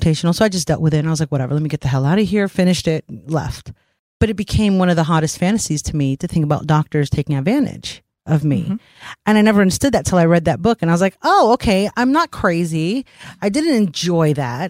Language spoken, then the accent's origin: English; New York City, New York, United States; growing up in New York City on the train in the 90s